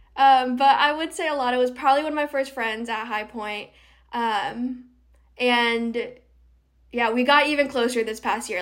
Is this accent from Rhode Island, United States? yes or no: yes; Rhode Island, United States; also born or lived in North Carolina; I am from Rhode Island. I'm from the southern part